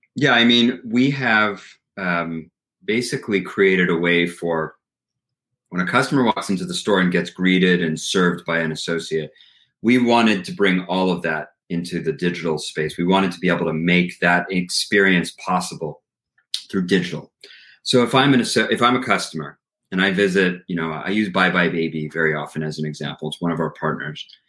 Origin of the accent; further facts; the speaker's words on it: Canada; now in Montreal, Canada; as a Canadian